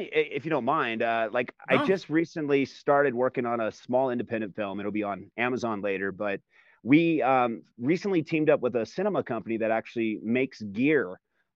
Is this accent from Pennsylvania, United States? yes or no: no; California, United States; moved away as an adult; I'm from California